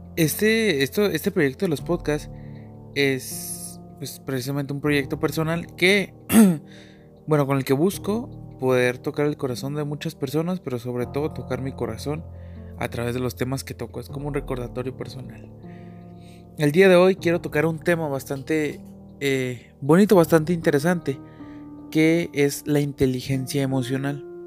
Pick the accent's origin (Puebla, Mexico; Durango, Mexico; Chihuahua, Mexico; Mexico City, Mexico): Chihuahua, Mexico; Nací aquí en México, en Chihuahua